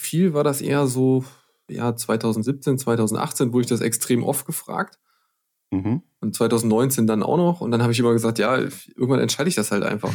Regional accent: Clausthal-Zellerfeld, Lower Saxony, Germany; ich komme ja aus dem Harz, aus Kloster-Zellerfeld

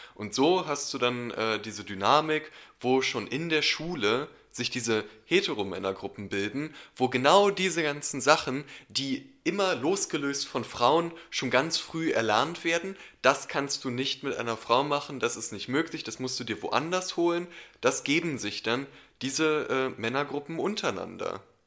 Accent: Berlin, Germany; ich bin in Berlin aufgewachsen

